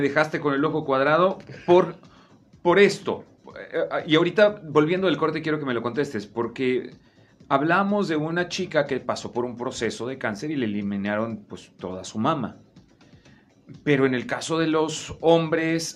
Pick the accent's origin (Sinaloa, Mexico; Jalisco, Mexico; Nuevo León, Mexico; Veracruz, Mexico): Veracruz, Mexico; yo soy de, el sur, yo soy de Veracruz